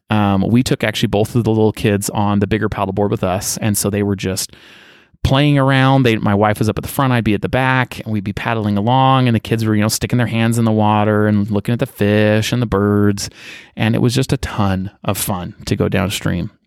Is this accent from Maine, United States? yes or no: no; Utah, United States; I grew up in Utah County. I was born out of state, but moved here when I was just a toddler with my family.